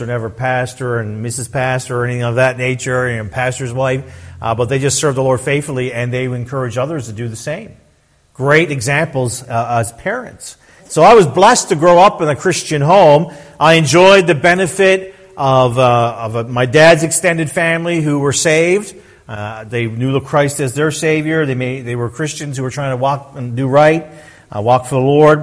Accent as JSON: {"language": "English", "region": "Newfoundland and Labrador", "country": "Canada", "tie": "born or raised there", "said": "I was born and raised in Newfoundland"}